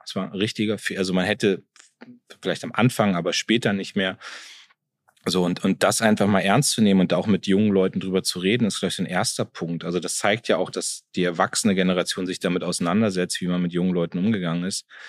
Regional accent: Munster, Lower Saxony, Germany; also born or lived in Soltau; ich komme aus Munster, das ist mein Heimatort

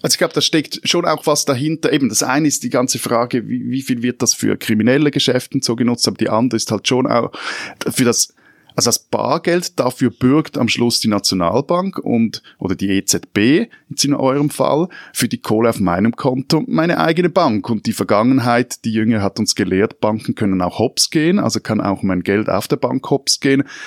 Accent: Switzerland; Als Schweizer

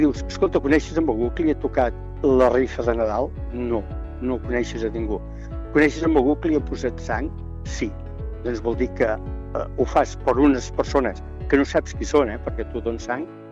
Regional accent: Montblanc, Catalonia, Spain; vaig néixer a Montblanc i he viscut quasi sempre a l'illa, que bueno, és un poble agregat a Montblanc, una pedania

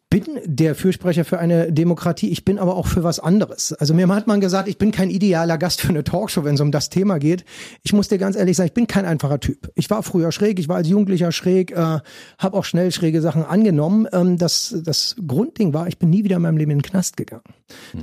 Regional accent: Berlin, Germany; ich bin dann auch noch Ur-Ostberliner.

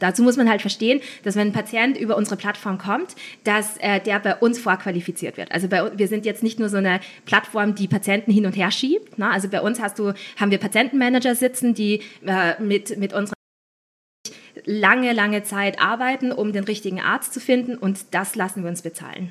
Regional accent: Linz, Upper Austria, Austria; moved away as an adult; also born or lived in Vienna; Ich bin eigentlich Österreicherin aus Linz

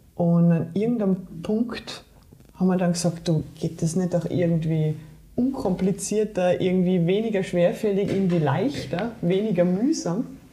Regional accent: Saarland, Germany; moved away; Ich bin im Saarland aufgewachsen, bin im Saarland geboren

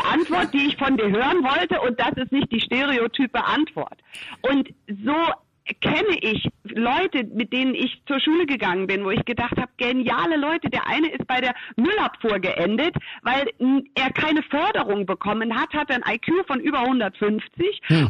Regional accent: United States; now in Germany; was mache ich als Amerikanerin eigentlich hier in Deutschland

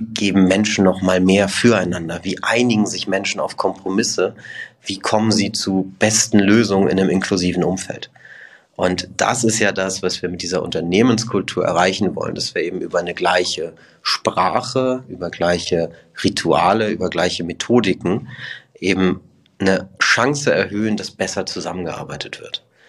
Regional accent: Hamburg, Germany; moved away as an adult; also born or lived in Toulouse / Broughton / Switzerland / Liechtenstein; ich komme ursprünglich aus Hamburg, bin da echt schön aufgewachsen

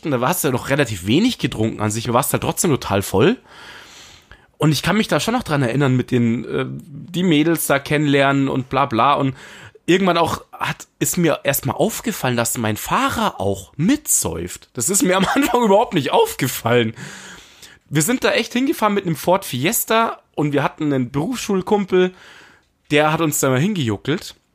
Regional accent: Munich, Bavaria, Germany; wir als Münchner sind da hingejuckelt und wir fanden das mega cool. In München bist du nicht so 100% immer in die Clubs gekommen.

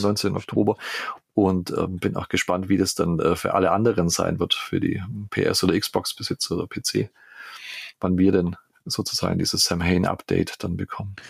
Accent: Germany; Ulm ist, äh, ihr lieben Ohren da draußen, äh, gerade mal, weiß ich nicht, 15 Kilometer plus minus äh, von äh, meinem Heimatort entfernt.

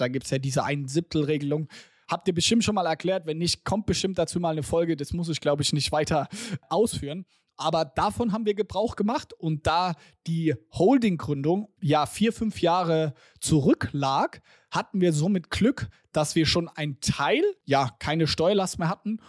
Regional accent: Germany; wir als Deutsche

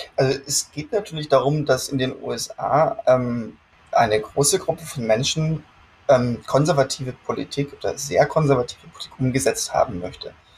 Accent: Germany; moved away as an adult; now in United States; als Deutscher

